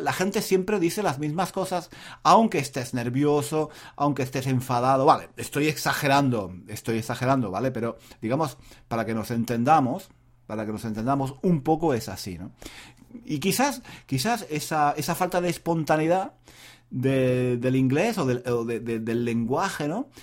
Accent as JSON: {"language": "Spanish", "country": "Spain", "said": "soy español"}